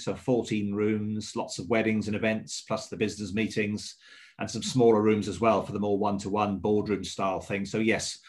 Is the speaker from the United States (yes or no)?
no; Swansea, Wales, United Kingdom; now in England; Originally, I'm from Swansea. That's my hometown. But I've lived across the bridge, as we call it, where I come from, since 1984.